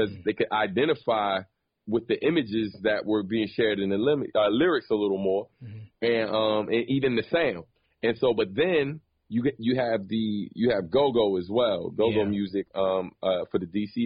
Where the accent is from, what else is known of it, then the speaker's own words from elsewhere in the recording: Maryland, United States; Growing up in Maryland, man, it was very different than obviously a New York per se